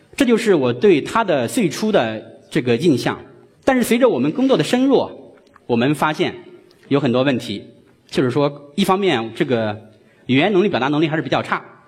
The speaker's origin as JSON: {"language": "Chinese", "country": "China", "said": "用我们中国人的说话"}